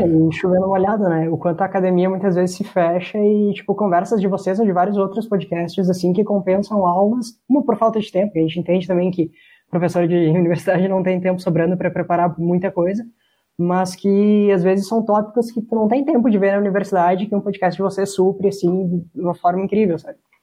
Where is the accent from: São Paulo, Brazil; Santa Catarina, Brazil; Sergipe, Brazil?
Santa Catarina, Brazil; now in Caxias do Sul, Brazil; Eu sou de Santa Catarina